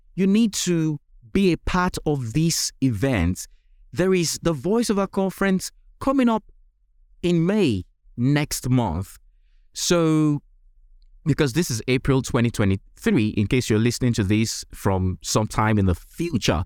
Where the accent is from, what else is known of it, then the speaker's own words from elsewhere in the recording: Nigeria; accent: Nigerian; my accent is originally typically Nigerian, or even say African.